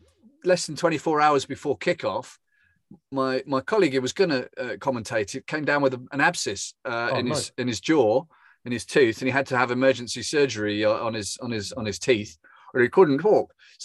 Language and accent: English; England, United Kingdom; now in Germany; I'm English born and bred, and you can take the boy out of England, but you can't take the England out of the boy.